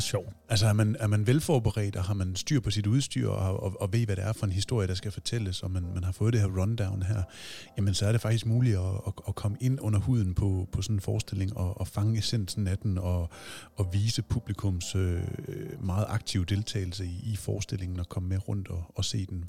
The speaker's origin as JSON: {"language": "Danish", "town": "Aabenraa", "region": "Southern Denmark", "country": "Denmark", "moved": "yes", "said": "Jeg er selv fra Åben Rå"}